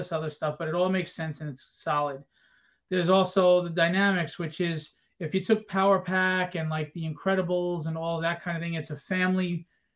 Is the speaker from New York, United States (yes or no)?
yes; New York, United States; New York Comic Con, which is my hometown.